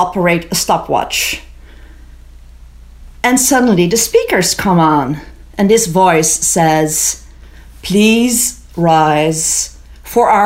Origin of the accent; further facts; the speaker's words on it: Amsterdam, North Holland, Netherlands; moved away as an adult; also born or lived in Israel; now in Vermont, United States; When I was 18, I moved from Amsterdam, where I grew up